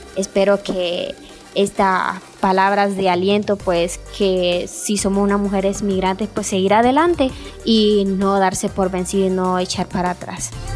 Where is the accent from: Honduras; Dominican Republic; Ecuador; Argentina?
Honduras; moved away as an adult; now in San Cristóbal de las Casas, Mexico; yo vengo de Honduras